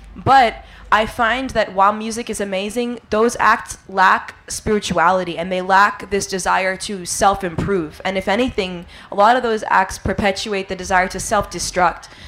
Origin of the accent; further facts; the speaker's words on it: New York City, New York, United States; I grew up in New York City playing the drums